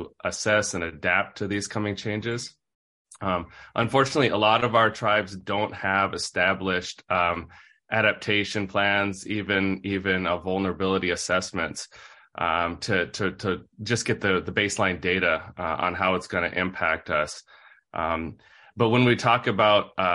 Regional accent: Idaho, United States; also born or lived in Seattle area, Washington; now in Seattle, United States; I'm originally from Idaho, but I'm zooming in from outside Seattle on Suquamish tribal land

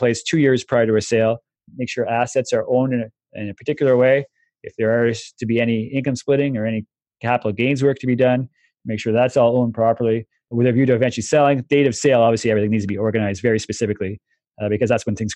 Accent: Canada; as a Canadian

